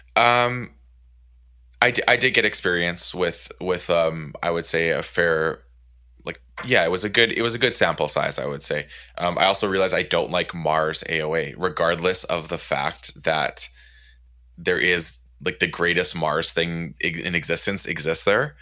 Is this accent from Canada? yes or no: yes; Canada; I'm Canadian